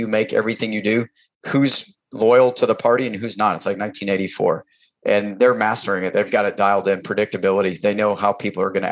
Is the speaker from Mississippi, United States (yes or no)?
no; Maine, United States; now in Fort Bragg, United States; I grew up in New England, you know, pretty traditional town, traditional family